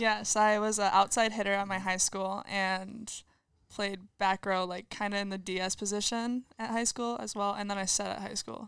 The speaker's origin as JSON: {"language": "English", "town": "LaSalle", "region": "Illinois", "country": "United States", "said": "I am from LaSalle, Peru"}